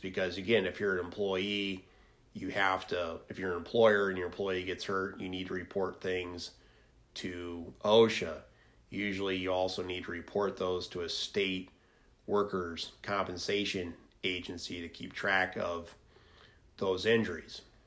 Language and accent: English; Lincoln, Nebraska, United States; my hometown of Lincoln, Nebraska